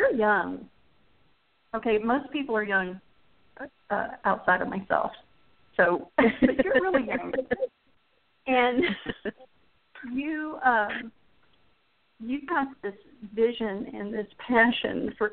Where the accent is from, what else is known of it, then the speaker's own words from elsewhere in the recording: Phoenix, Arizona, United States; moved away; When I grew up in Arizona in Phoenix